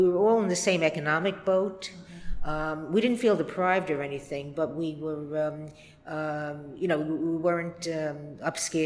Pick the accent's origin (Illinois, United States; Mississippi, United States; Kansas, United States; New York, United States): New York, United States; New York City; I was born in Brooklyn. Uh-huh. I was actually born in Sheepshead Bay. But my parents and I traveled around different parts of Brooklyn